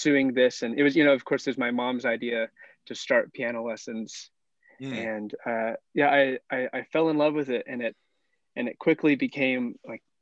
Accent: Arkansas, United States; moved away as an adult; He had a summer internship in my hometown in Arkansas

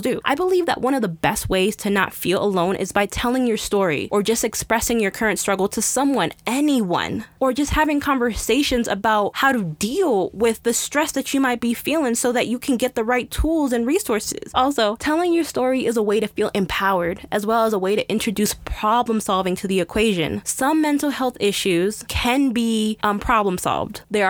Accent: United States; Us as an American society

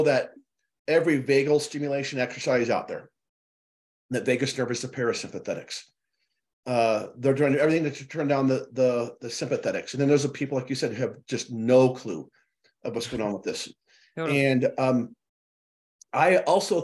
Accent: Chicago, Illinois, United States; moved away; I was born and raised in Chicago, mm-hmm, for a few years

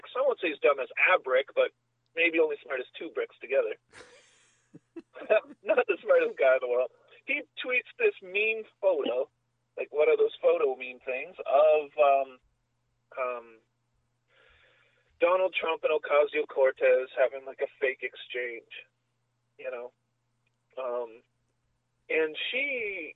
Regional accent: Canada; I'm a Canadian

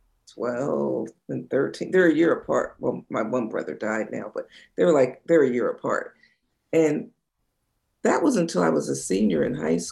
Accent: New Jersey shore, United States; I grew up in New Jersey on the shore

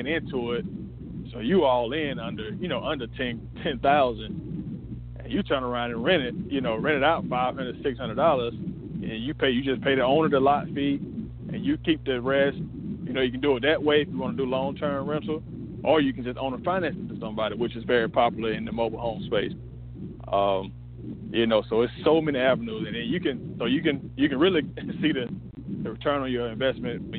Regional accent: Washington County, Middle Georgia, United States; I also own an RV park back in my hometown in Washington County.

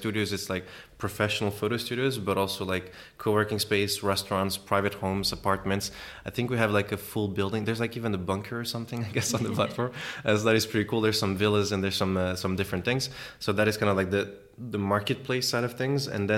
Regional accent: Switzerland; also born or lived in Mozambique; I'm from Switzerland as well, Switzerland and Mozambique. We started in Switzerland

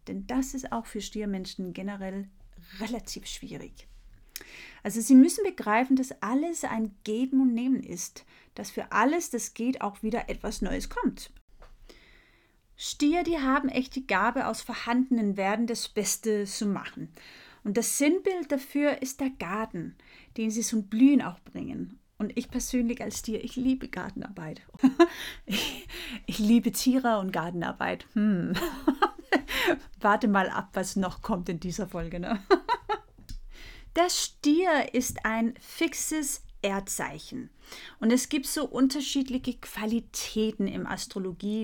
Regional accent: Denmark; ich bin ja Dänin und in Dänemark nennen wir das Hüge

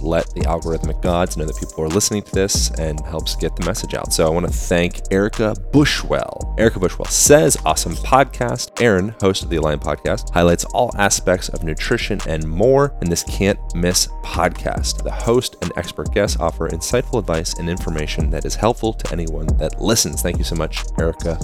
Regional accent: Lancaster, Pennsylvania, United States; I grew up in Lancaster, Amish country.

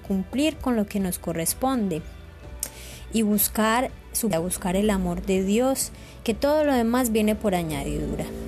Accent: Colombia; tenemos como colombianos

